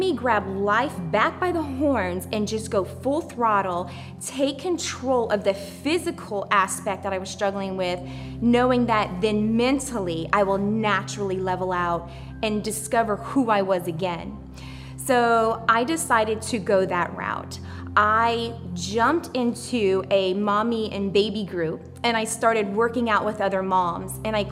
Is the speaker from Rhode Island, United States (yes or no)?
no; Louisiana, United States; I grew up in Louisiana amongst a large family. It was a small town on the bayou